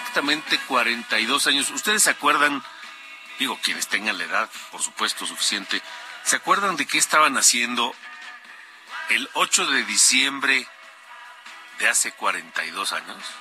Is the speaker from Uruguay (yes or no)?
no; Mexico; como los mexicanos